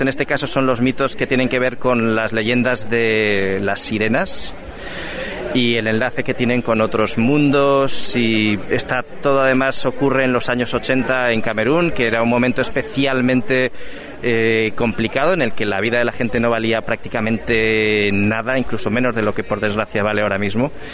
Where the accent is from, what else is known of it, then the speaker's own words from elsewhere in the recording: Cantabria, Spain; yo vengo de Cantabria